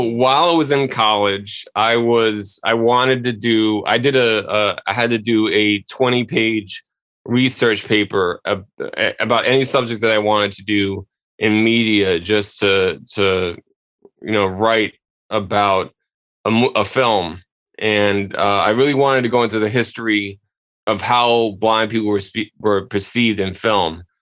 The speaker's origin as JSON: {"language": "English", "town": "New York City", "region": "New York", "country": "United States", "tie": "born or raised there", "said": "local television here in in my hometown"}